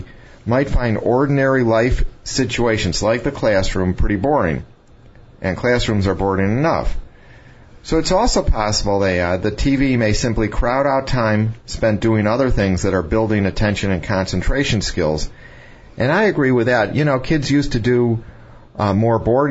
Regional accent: Chicago, Illinois, United States; I grew up around Chicago

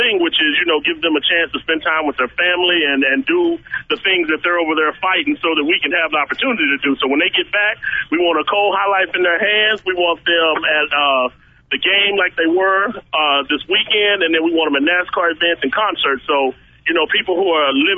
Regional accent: Fort Worth, Texas, United States; I grew up in Fort Worth, Texas.

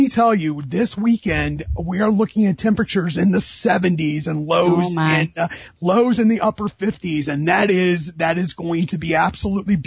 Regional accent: Indiana, United States; I was born in Indiana

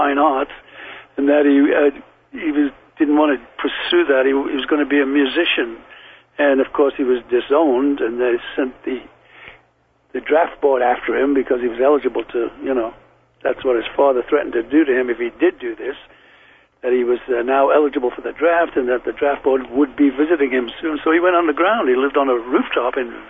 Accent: Liverpool, North West England, United Kingdom; accent: Liverpool; moved away; also born or lived in London; I was a kid from Liverpool, but still had the Liverpool accent

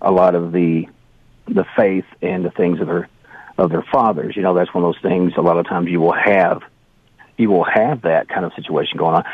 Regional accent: Canada; As a Canadian, you know, there are certain stereotypes, and they're not always bad.

